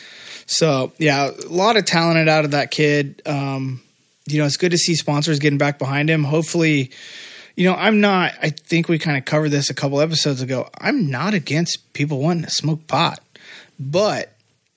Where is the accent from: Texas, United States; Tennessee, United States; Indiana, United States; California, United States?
Indiana, United States; my home state, Indiana